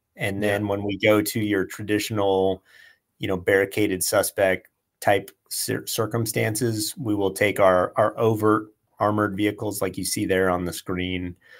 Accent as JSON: {"language": "English", "town": "Tucson", "region": "Arizona", "country": "United States", "tie": "born or raised there", "also_born_or_lived": "Southern California", "said": "I grew up I grew up here and in Southern California"}